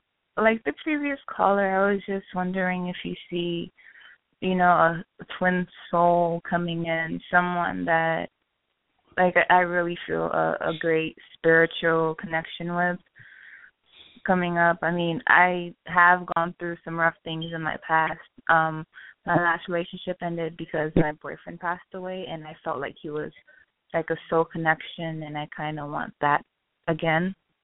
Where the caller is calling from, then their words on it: Miami, Florida, United States; I'm calling from Miami.